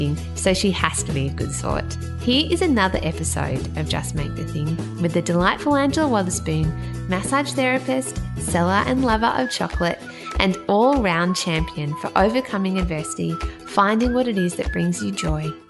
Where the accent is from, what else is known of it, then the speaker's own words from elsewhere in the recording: Australia; I'm Australian